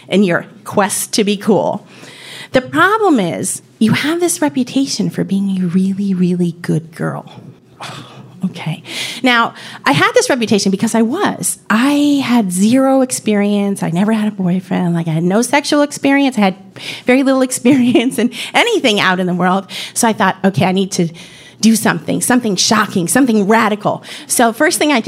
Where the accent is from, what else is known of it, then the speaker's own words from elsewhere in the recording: New York City, New York, United States; I grew up in New York City